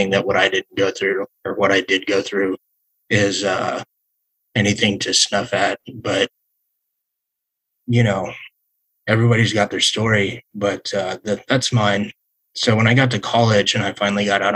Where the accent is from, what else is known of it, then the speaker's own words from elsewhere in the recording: Las Vegas, Nevada, United States; growing up in Las Vegas